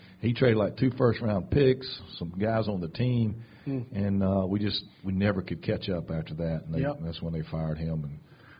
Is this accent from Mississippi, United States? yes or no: yes; Tupelo, Mississippi, United States; I'm from Tupelo, Mississippi. I grew up next to Tupelo where …'s from.